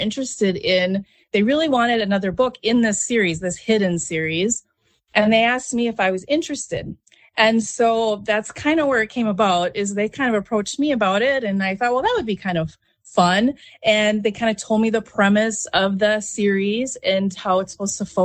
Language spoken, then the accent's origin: English; Harmony, Minnesota, United States; now in Rochester, United States; I have deep roots in the area. I'm from Harmony originally.